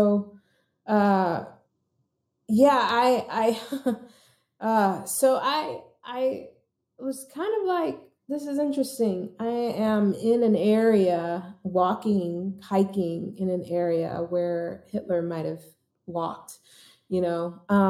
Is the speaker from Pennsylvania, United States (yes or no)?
yes; Philadelphia, Pennsylvania, United States; moved away; also born or lived in New York City; I grew up in Philadelphia